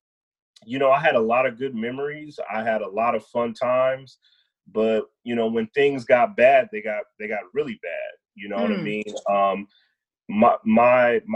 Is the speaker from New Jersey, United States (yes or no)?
no; Denver, Colorado, United States; now in Austin, United States; I was actually born and raised in Denver, Colorado